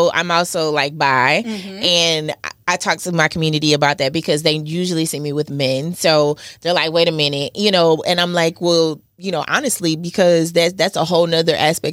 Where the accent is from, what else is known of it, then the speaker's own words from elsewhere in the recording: Hattiesburg, Mississippi, United States; now in Atlanta, United States; I'm from Mississippi, Hattiesburg, Mississippi, to be exact. I've been in Atlanta for over 16 years now